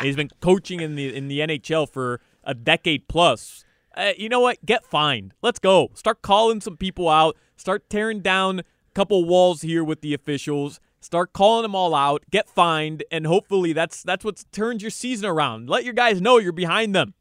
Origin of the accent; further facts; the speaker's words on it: Uruguay; moved away; I'm from Uruguay